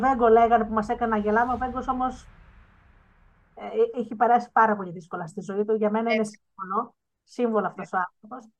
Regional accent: Missolonghi, Western Greece, Greece; κατάγομαι από το Μεσολόγγι

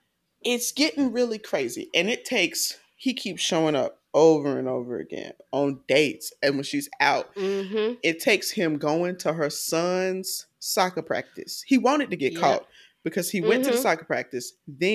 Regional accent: Georgia, United States; I'm not from Atlanta. I'm from DeKalb County.

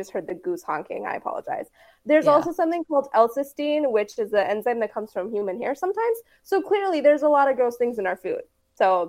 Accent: Texas, United States; I'm originally from Texas

